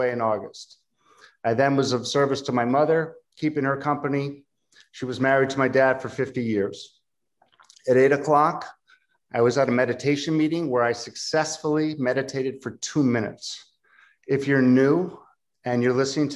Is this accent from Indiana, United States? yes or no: no; Philadelphia, Pennsylvania, United States; I'm from Philadelphia